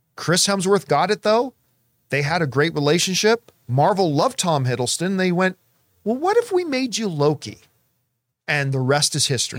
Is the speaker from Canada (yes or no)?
yes; Canada; growing up in Canadian winters